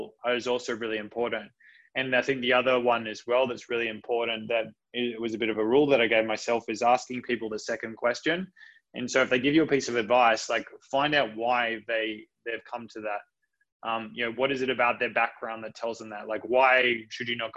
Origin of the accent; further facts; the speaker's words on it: Coffs Harbour, New South Wales, Australia; I'm a country kid. I was brought up in just outside of Coffs Harbour